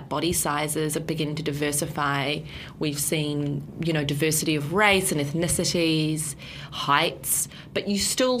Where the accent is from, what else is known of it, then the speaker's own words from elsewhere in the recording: Nelson, New Zealand; One of my best friends, there weren't a lot of Iranians, but one of my best friends growing up in Nelson was this little Iranian girl.